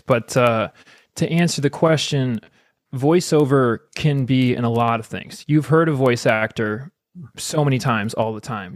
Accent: United States; I'm American

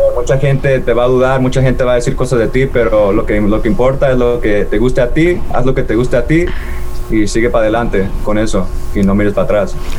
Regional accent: Seattle, Washington, United States; He vivido, vivido yo aquí toda mi vida. También igual cené todo el grupo nuestros papás, todos nuestros papás son de México, pero nosotros hemos vivido aquí, crecido aquí, nacidos aquí también

